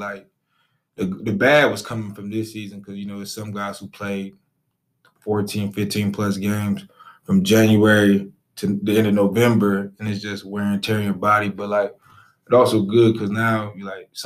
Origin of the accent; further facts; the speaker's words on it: Peoria, Illinois, United States; moved away; I'm from Peoria, Illinois